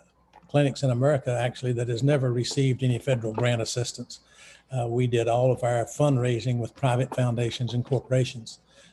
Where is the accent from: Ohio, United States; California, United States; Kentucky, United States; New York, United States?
Kentucky, United States; Floyd County; also born or lived in Knott County, Kentucky / Terre Haute, Indiana; Well, I was born and reared on Left Beaver Creek at the Spewing Camp Branch in Floyd County.